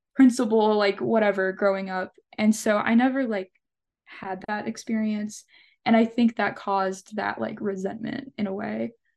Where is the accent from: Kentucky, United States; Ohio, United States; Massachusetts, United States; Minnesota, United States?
Kentucky, United States; Allen County; also born or lived in Bowling Green, Kentucky; growing up in Allen County specifically